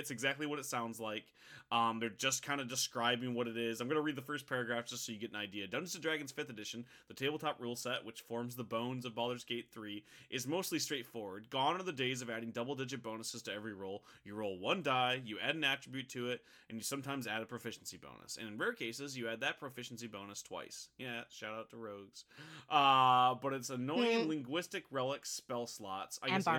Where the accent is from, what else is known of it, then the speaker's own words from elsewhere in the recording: Midwest, United States; Like, I feel like it's because I grew up in the American Midwest.